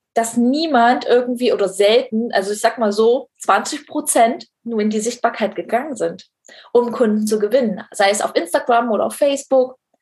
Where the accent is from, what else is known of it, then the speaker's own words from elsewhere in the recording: East Germany, Germany; wir kommen nämlich beide aus dem Osten, äh, aus der mhm. DDR